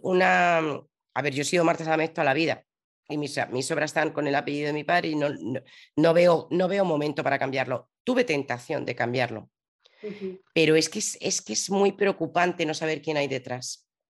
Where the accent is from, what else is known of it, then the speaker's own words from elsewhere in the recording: Madrid, Community of Madrid, Spain; now in Zaragoza, Spain; yo soy madrileña, pero ahora vivo en Zaragoza